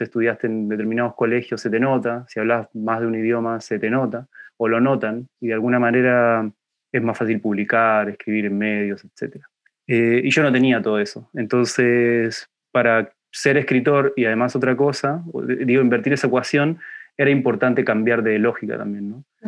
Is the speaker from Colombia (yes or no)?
no; Buenos Aires Province, Argentina; moved away as an adult; now in Valparaíso, Chile; yo soy del conurbano bonaerense, no soy de Buenos Aires